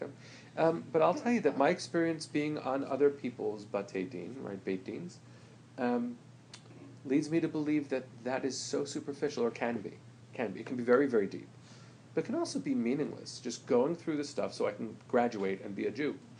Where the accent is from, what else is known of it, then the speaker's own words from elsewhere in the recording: United States; I'm an American.